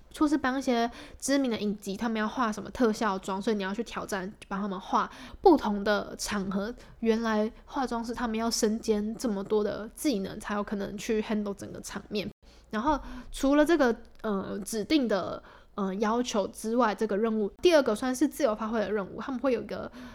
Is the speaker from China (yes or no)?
no; Taipei, Taiwan; 因为我是台北人嘛，然后我就住家里，所以就跟家人住